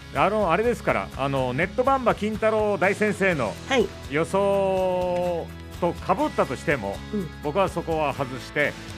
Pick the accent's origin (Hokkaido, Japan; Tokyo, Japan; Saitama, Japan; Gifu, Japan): Hokkaido, Japan; Memuro; 目室町出身なので僕は。